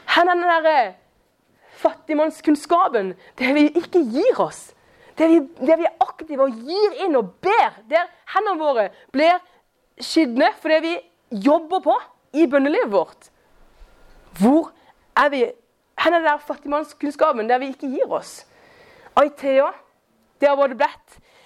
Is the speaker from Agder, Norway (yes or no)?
yes; Kristiansand, Agder, Norway; jeg er fra Kristiansand. Eh, og jeg er nærmest Eller jeg vokste opp da, som nærmest nabo til Julius